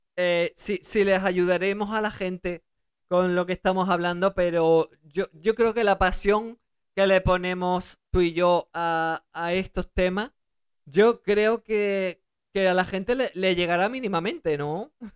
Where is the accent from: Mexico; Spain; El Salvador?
Spain; also born or lived in Germany; Ellos me dejaron en España para ellos poder seguir trabajando en Alemania mientras yo eh, empezaba a hablar el español correctamente y, y, adaptarme, porque yo nací en Alemania, y entonces adaptarme a, España